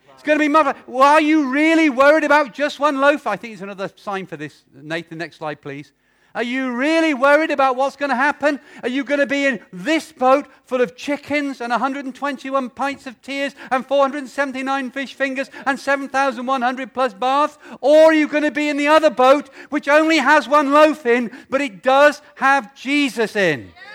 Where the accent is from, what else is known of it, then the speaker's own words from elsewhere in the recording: United Kingdom; being British